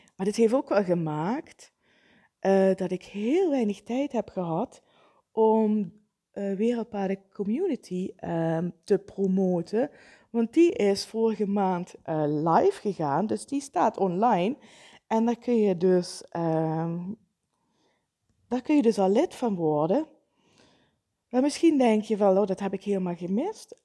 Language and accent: Dutch; Vijlen, Limburg, Netherlands; now in Kerkrade, Netherlands; in mijn oude thuis, het is het huis waar ik ben opgegroeid